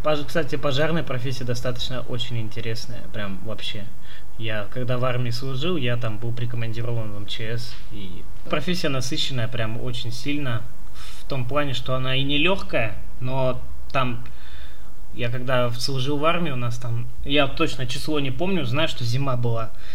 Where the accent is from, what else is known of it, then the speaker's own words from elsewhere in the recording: Chita, Zabaykalsky Krai, Russia; now in Irkutsk, Russia; я родился в Чите